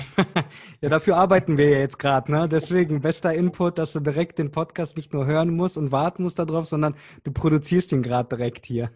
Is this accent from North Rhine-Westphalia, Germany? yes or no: yes; Cologne, North Rhine-Westphalia, Germany; ich komme aus Köln